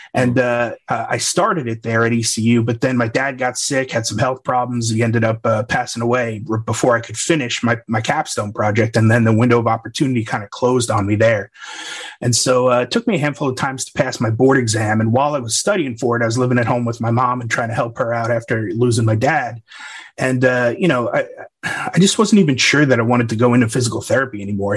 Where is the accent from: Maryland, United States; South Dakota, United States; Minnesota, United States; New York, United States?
New York, United States; Long Island; also born or lived in Waco, Texas; now in Wimberley, United States; I grew up on Long Island, New York